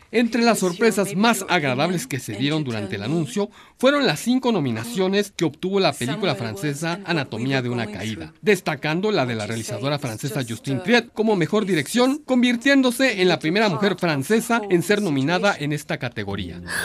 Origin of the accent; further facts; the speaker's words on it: Mexico; nosotros como mexicanos